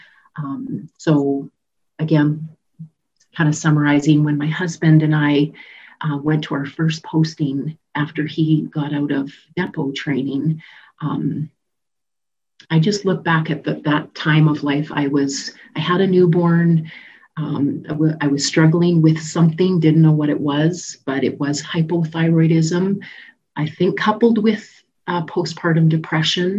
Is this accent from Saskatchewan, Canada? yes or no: yes; Saskatoon, Saskatchewan, Canada; moved away as an adult; I grew up in Saskatoon.